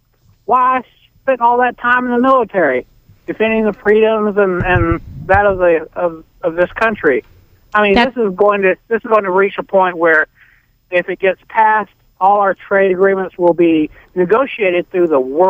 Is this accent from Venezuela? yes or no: no; Alabama, United States; I hate to say this, but when people ask me where I'm from, I told them I was from Alabama.